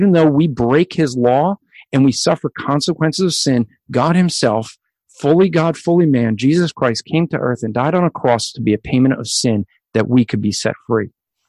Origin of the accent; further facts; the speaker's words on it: New Jersey, United States; I already said I was from Jersey.